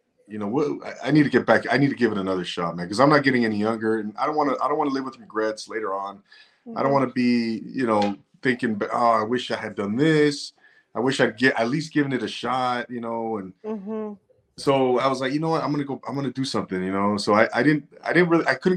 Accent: Rancho Cucamonga, California, United States; also born or lived in 805 area code, California (Central Coast); now in 805 area, California, United States; I'm originally from Rancho Cucamonga, California. Inland Empire, Navy vet, and now I'm here in the 805

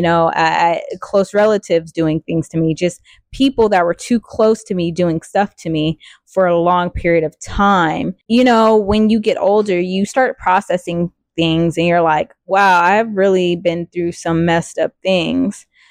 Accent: Riverside, California, United States; I grew up in Riverside, California, raised by my grandparents.

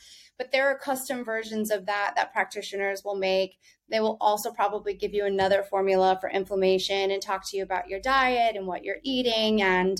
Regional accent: the South, United States; now in New York, United States; I did not grow up in the city. I grew up in the South. And in a way, I'm both, you know, part still Southern and part still New Yorker.

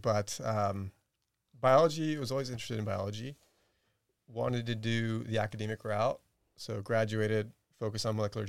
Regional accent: Bryan-College Station, Texas, United States; I grew up in Bryan College Station.

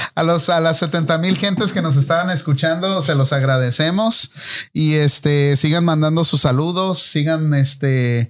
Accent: Tijuana, Baja California, Mexico; cuando estaba creciendo ahí en Tijuana, ah, pues yo crecí en un, barrio pobre

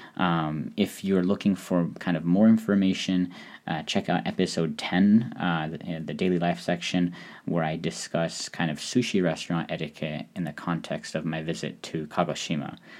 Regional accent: Hungary; as someone who is from Eastern Europe, I'm from Hungary

